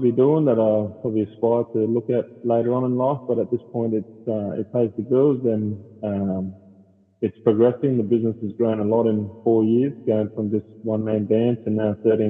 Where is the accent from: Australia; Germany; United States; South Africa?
Australia; Darwin, Northern Territory; So I'm born and raised Darwin